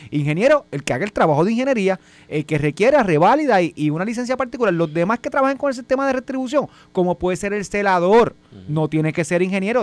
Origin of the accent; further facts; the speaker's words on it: Vega Baja, Puerto Rico; moved away; also born or lived in Bayamón / Carolina / Guaynabo; yo, yo soy de Vega Baja y me mudé a Bayamón